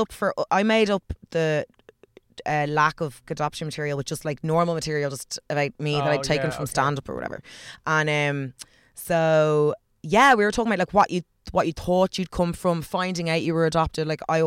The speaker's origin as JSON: {"language": "English", "country": "Ireland", "said": "I'm from Clare, Galway."}